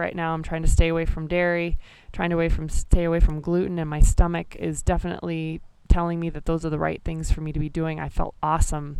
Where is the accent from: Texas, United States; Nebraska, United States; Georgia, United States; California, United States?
Nebraska, United States; moved away; reconnect with a bunch of folks from my home state